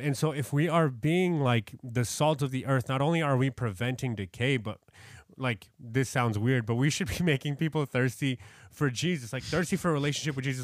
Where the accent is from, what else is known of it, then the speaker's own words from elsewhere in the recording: New York, United States; I'm from New York.